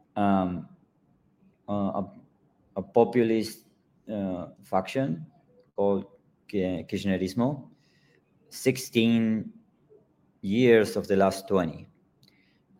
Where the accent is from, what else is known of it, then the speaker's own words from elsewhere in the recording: Patagonia, Argentina; I grew up in Patagonia, in the south of Argentina.